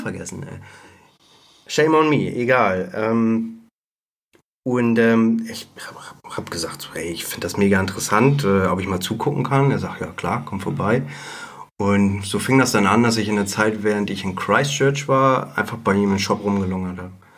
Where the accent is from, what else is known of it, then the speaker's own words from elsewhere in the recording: Bad Segeberg, Schleswig-Holstein, Germany; now in Hamburg, Germany; in Bad Segeberg damals noch, das Ach. ist meine Heimatstadt